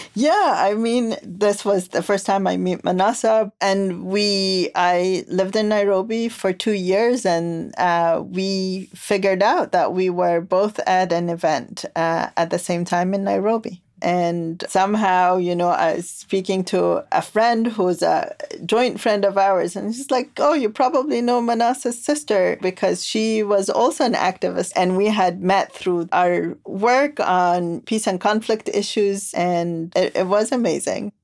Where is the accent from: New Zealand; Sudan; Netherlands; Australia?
Sudan; Khartoum; now in Charlottesville, United States; I come from Khartoum, the capital city of Sudan